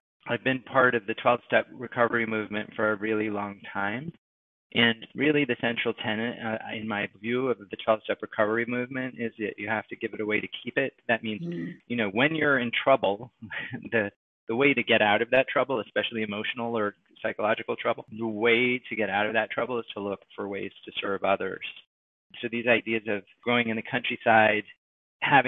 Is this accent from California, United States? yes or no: no; Westport, Massachusetts, United States; also born or lived in New York City, New York; my sister and I moved with my mother to a little countryside town called Westport, Massachusetts